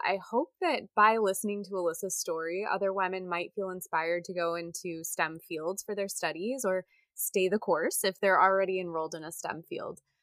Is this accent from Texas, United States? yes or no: no; Indiana, United States; as a little girl growing up in Indiana